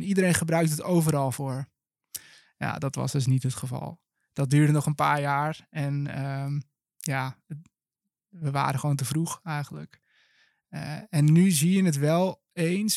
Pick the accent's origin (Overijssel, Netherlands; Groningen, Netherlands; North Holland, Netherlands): North Holland, Netherlands; Langendijk; moved away as an adult; also born or lived in Enschede; now in Utrecht, Netherlands; geboren en getogen in Langendijk. vlak boven Alkmaar.